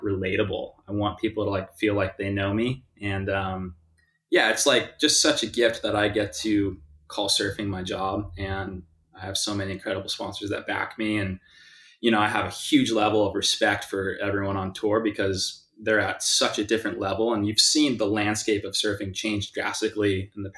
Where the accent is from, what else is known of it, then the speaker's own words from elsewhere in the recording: South Bay, Los Angeles, California, United States; also born or lived in Westchester, Los Angeles; I grew up here in the South Bay